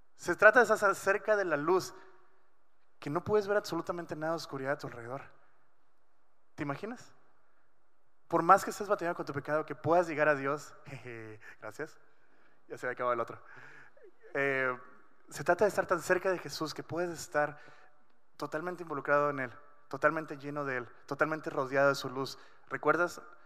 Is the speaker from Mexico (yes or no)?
yes; Culiacán, Sinaloa, Mexico; now in Ensenada, Mexico; yo nací en Culiacán. Eh, crecí muchos años de mi vida ahí